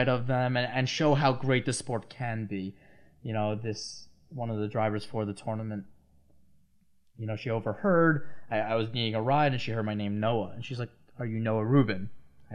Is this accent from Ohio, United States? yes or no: no; Long Island, New York, United States; I'm from Long Island